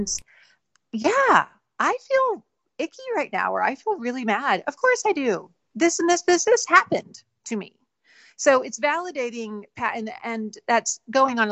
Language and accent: English; Alabama, United States; I grew up in Alabama